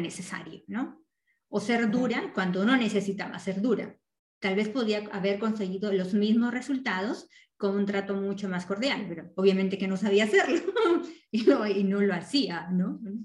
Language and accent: Spanish; Peru; moved away; las dos somos peruanas y las dos venimos de una sociedad que, en Latinoamérica es mucho más machista a donde ahora vivimos actualmente